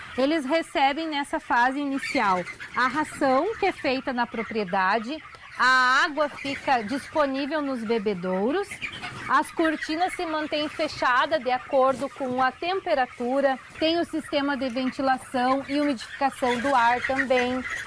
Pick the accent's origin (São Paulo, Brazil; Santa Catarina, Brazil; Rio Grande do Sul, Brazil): Rio Grande do Sul, Brazil; Tupanciretã; Eu sou natural de Tupã, sou da cidade